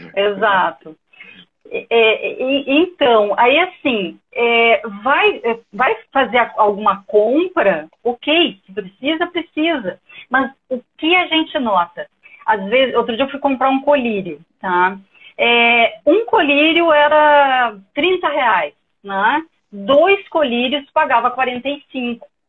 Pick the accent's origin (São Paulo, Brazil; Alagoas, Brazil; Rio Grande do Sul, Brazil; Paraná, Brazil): Rio Grande do Sul, Brazil; Porto Alegre; now in Ceará, Brazil; Sou gaúcha, mas estou aqui morando no Ceará